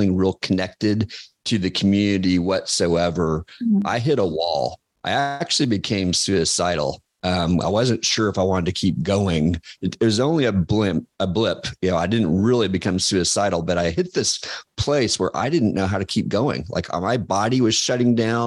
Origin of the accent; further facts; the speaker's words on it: Kansas, United States; moved away; also born or lived in Georgia / Chicago; I'm from Kansas, and I'd been in Georgia.